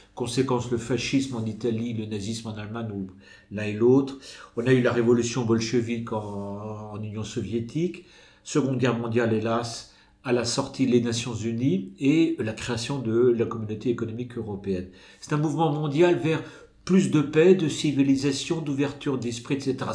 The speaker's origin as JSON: {"language": "French", "country": "France", "said": "chez nous en France"}